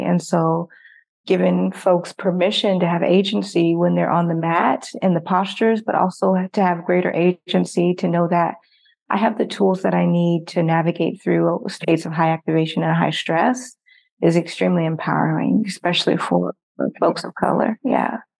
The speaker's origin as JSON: {"language": "English", "country": "Nigeria", "said": "I'm actually from Nigeria"}